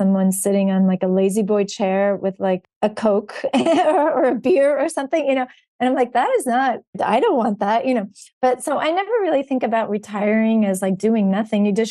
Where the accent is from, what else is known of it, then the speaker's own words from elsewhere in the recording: New Jersey, United States; moved away as an adult; also born or lived in Georgia / Washington, D.C. / Charleston; now in Florida, United States; I'm actually originally born and raised in New Jersey